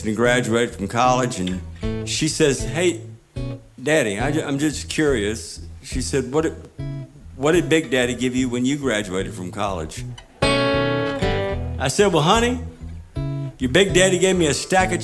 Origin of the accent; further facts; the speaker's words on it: Tybee Island, Georgia, United States; I grew up on Tybee Island, Georgia.